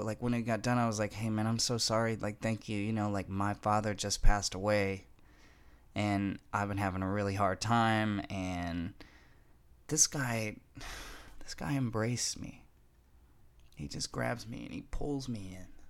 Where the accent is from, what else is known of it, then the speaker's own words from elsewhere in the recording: Fargo, North Dakota, United States; moved away as an adult; also born or lived in Denver / California; I come from Fargo, North Dakota